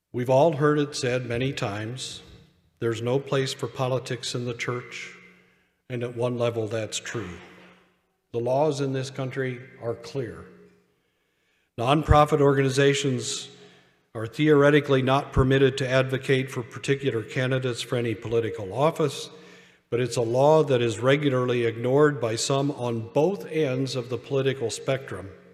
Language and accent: English; United States; I am an American